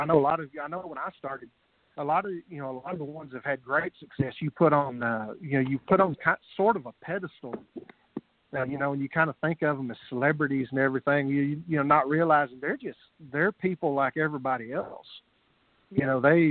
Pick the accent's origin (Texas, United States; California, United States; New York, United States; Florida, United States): Texas, United States; I'm Texan